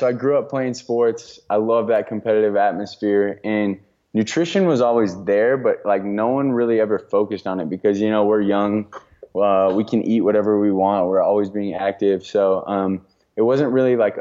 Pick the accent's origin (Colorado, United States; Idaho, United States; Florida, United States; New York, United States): Colorado, United States; also born or lived in Santa Barbara, California / Oklahoma; I grew up here in Colorado, so I was born and raised here, which is why I'm back here